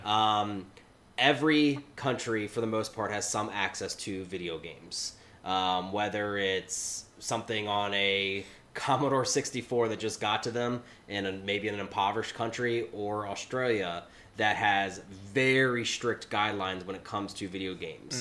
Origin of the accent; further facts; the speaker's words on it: United States; I grew up only 90 minutes outside of Dayton